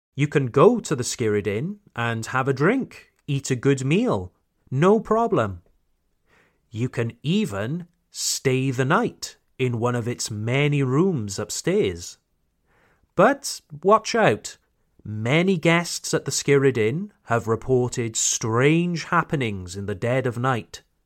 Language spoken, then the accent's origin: English; Wales, United Kingdom; my hometown in Wales